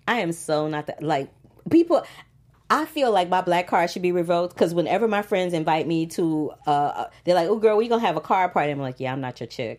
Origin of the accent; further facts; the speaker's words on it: St. Louis, Missouri, United States; I grew up in the Midwest in Saint Louis, Missouri